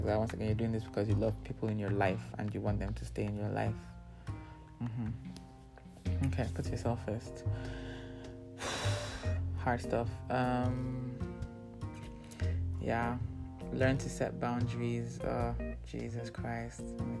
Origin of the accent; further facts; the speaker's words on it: Nigeria; Because, you know, part of, you know, being in Nigerian is being able to anticipate every need.